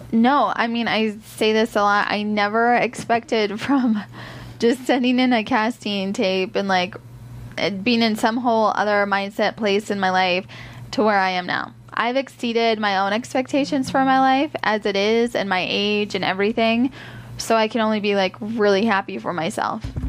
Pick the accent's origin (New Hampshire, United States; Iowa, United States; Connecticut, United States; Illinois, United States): Iowa, United States; moved away as an adult; I'm from Iowa. I had a great childhood growing up